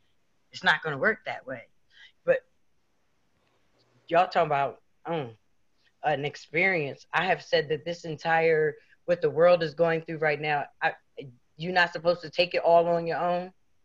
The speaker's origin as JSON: {"language": "English", "region": "East Coast", "country": "United States", "said": "Now, see, I'm from the East Coast, so it's about 11 o'clock."}